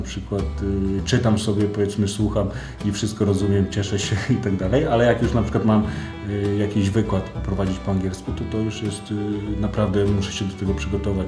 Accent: Poland; jestem z Polski

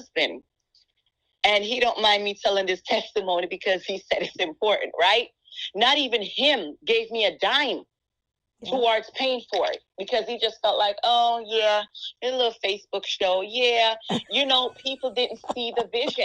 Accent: Jamaica; accent: Jamaican; And my accent, it was something that held me back, because I felt like, you know, I have an accent. I'm Jamaican

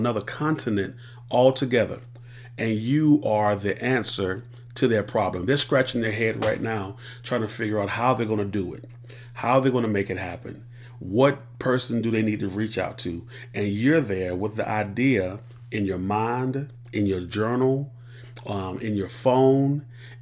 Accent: Columbia, South Carolina, United States; born and raised in Columbia, South Carolina

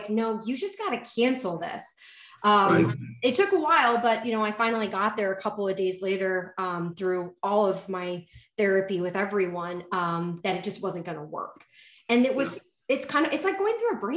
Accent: the South, United States; now in Chicago, United States; I'm from the South and we talk in colloquialisms

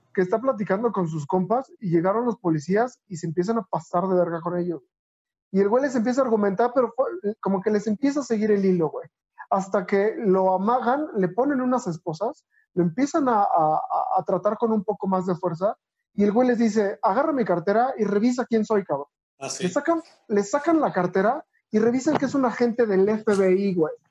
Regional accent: Mexico; tenemos todos como mexicanos

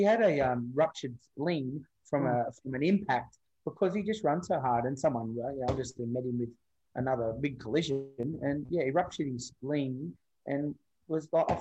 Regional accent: Logan, Queensland, Australia; I'm from Logan

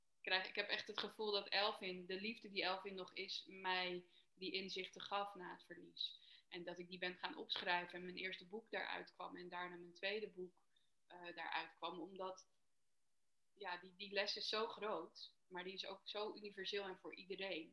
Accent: Amsterdam, North Holland, Netherlands; ik ben 33 en ik kom uit Amsterdam.

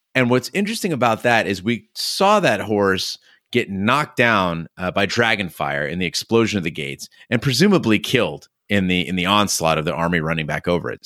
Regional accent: United States; I grew up in America

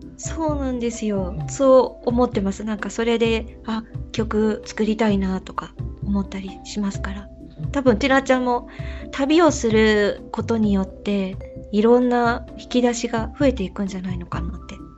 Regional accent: Yokohama, Kanagawa, Japan; now in Germany; 私の実家横浜の伊藤ビアノ工房

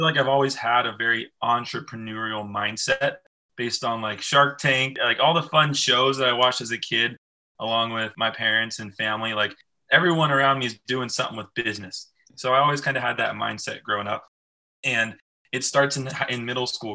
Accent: Moorpark, California, United States; I grew up in a small town called Moore Park, California, 66 miles outside of Los Angeles

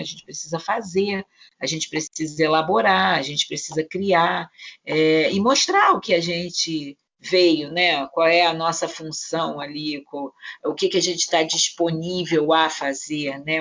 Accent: Rio de Janeiro, Brazil; Nós, nós moramos no Rio de Janeiro, nós somos cariocas.

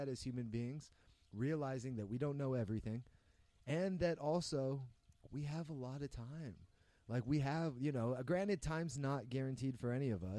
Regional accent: San Jose, California, United States; being mixed race, growing up in San Jose in America

